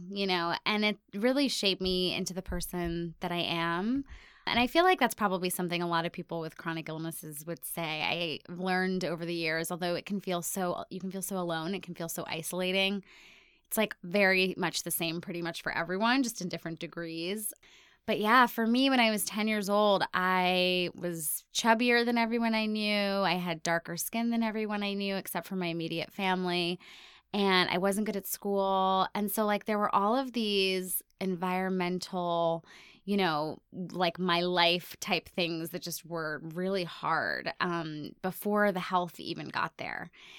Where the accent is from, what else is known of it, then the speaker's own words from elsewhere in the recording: Ohio, United States; born there; also born or lived in India / Hong Kong / Cairo / Singapore; now in New York, United States; I've lived in New York for 17 years, but I was born in Ohio. But then I've also lived everywhere from like India to Hong Kong to Cairo to Singapore to New Jersey.